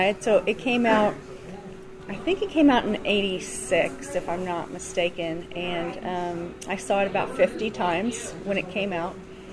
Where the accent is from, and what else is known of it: Nixa, Missouri, United States; born or raised there